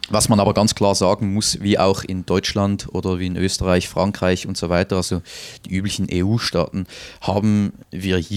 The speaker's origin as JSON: {"language": "German", "town": "Winterthur", "region": "Zurich", "country": "Switzerland", "tie": "born or raised there", "said": "Also beispielsweise in meiner Heimatstadt Winterthur, da gibt es Viertel, ähm, da ist der Ausländeranteil, also wirklich der Anteil, ähm, der keinen Schweizer Pass besitzt, bereits über 40 Prozent"}